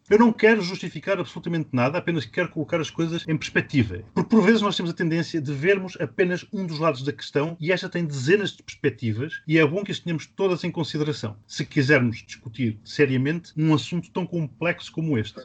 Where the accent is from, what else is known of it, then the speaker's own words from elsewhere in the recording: Maputo, Mozambique; now in Portugal; a cidade onde eu nasci, Lourenço Marques, passou a chamar-se Maputo